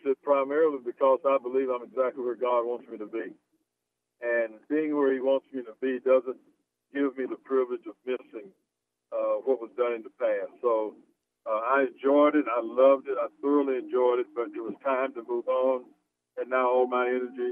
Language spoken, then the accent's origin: English; Mount Dora, Florida, United States; moved away; I grew up in a little town, Florida, and it's called Mount Dora, Florida.